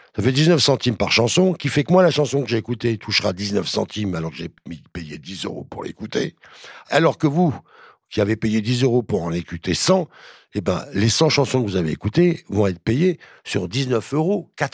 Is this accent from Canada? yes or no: no; France; en tant que Français